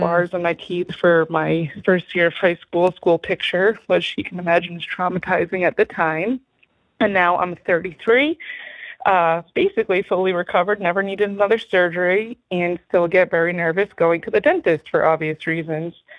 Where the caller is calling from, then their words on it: Newport, Rhode Island, United States; I'm calling from Newport, Rhode Island